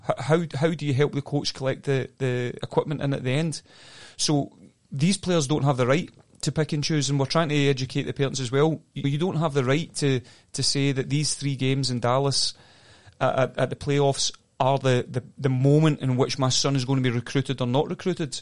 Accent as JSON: {"language": "English", "region": "Scotland", "country": "United Kingdom", "tie": "born or raised there", "moved": "yes", "said": "I grew up in Scotland"}